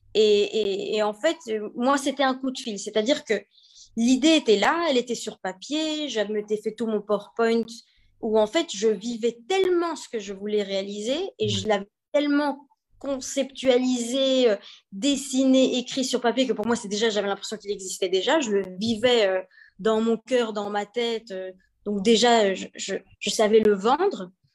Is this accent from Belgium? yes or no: yes; Belgium; moved away; also born or lived in China / Monaco; je suis née en Belgique